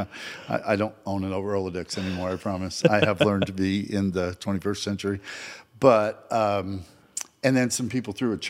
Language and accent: English; Montpelier, Vermont, United States; moved away as an adult; now in Lubbock, United States; I was born and raised in Montpelier, Vermont. So that's the capital city of Vermont. It's a town of 8,000 people.